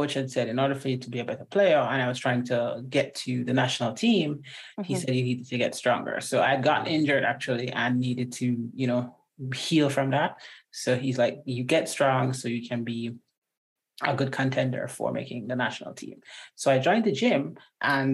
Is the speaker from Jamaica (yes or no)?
yes; Jamaica; also born or lived in Washington State; now in Washington, United States; I'm Jamaican, born and bred